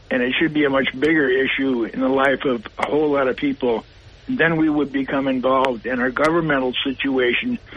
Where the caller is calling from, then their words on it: Castle Creek, New York, United States; from Castle Creek.